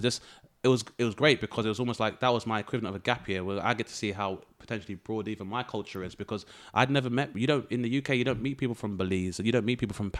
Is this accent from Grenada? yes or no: yes; Grenada; Being like, I'm from Grenada, but like I said, realizing like at university up north that white people don't know nor do they give a fuck.